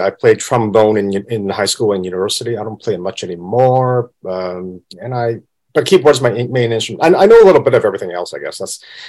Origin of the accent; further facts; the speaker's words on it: Vancouver, British Columbia, Canada; moved away as an adult; now in Hong Kong; I'm born in Hong Kong, but I grew up in Vancouver, Canada. So I'm from Vancouver.